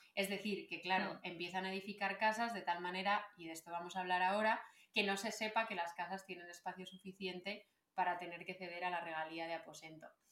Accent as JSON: {"language": "Spanish", "town": "Salamanca", "region": "Castile and León", "country": "Spain", "tie": "born or raised there", "also_born_or_lived": "Canary Islands (family)", "said": "yo nací en Salamanca"}